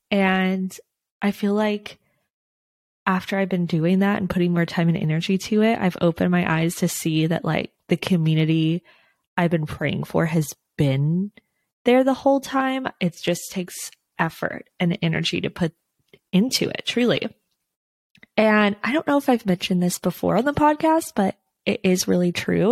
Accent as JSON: {"language": "English", "region": "Texas", "country": "United States", "moved": "yes", "lives_now": "Los Angeles area, United States", "said": "I'm from Texas"}